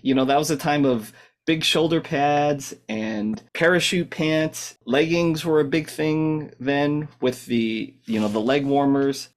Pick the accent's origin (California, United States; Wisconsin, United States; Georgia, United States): California, United States; Southern; growing up in Southern California